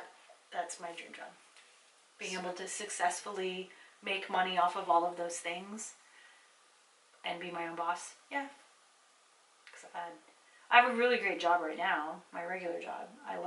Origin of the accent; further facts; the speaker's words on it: California, United States; I'm a Californian. Yeah. Like, I'm from California.